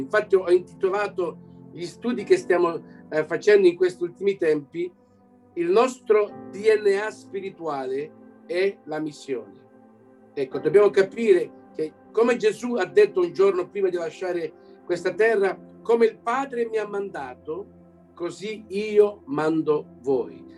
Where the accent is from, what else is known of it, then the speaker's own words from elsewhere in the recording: Belgium; also born or lived in Canada; sono nato qui in Belgio da genitori italiani